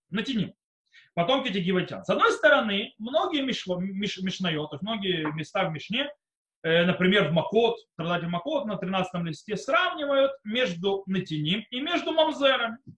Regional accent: Israel; also born or lived in Soviet Union; я приехал в Израиле ребёнком, в принципе, подростком, в школе. Э, и я вырос в Израиле

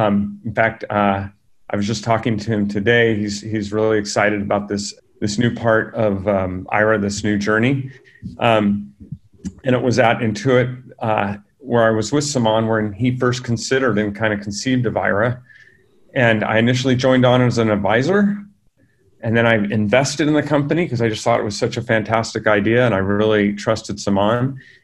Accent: California, United States; also born or lived in San Diego; I grew up in California with working parents

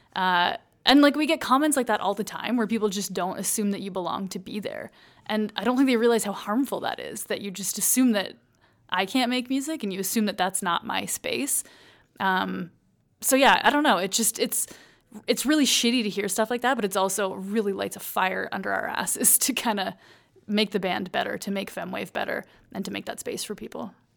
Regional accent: Paisley, Ontario, Canada; moved away as an adult; also born or lived in St. Catharines, Ontario; now in Calgary, Canada; I grew up in a small town in Ontario. It's called Paisley.

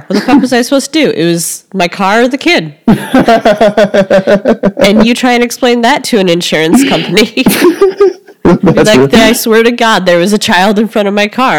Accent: Glendale Heights, Illinois, United States; also born or lived in Carol Stream, Illinois / Chicago, Illinois; I'm from originally Glendale Heights, then Carroll Stream, then Chicago.

